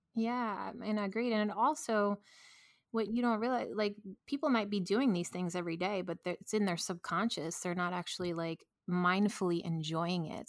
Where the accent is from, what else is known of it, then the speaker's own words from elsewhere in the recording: New York, United States; I'm a New Yorker